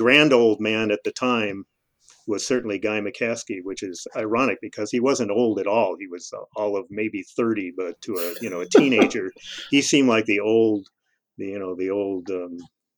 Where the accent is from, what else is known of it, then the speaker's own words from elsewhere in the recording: Los Angeles, California, United States; I grew up in Los Angeles